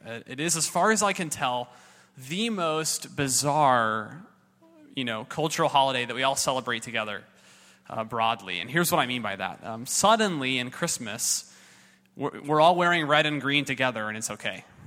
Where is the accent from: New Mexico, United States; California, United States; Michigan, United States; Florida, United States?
California, United States; Southern; I was raised in Southern California